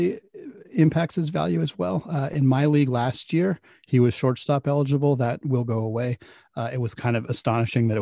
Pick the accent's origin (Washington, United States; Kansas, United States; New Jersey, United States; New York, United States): Washington, United States; Seattle; I'm from Seattle